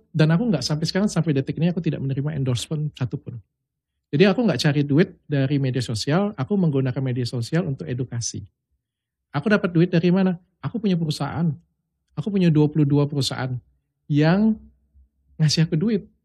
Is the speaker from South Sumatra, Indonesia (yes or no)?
yes; Palembang, South Sumatra, Indonesia; Karena aku kan bukan orang Jakarta, aku kan hmm. orang Palembang.